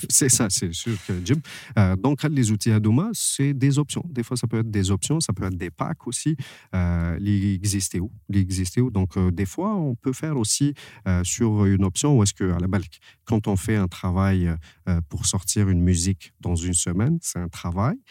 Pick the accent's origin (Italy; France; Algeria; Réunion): Algeria; je suis algérien